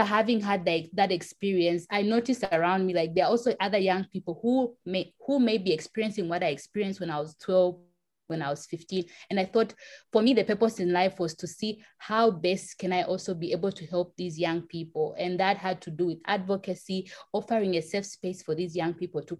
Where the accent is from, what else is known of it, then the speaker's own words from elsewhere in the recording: Lusaka, Lusaka Province, Zambia; I was born and raised in Lusaka, Zambia, in the capital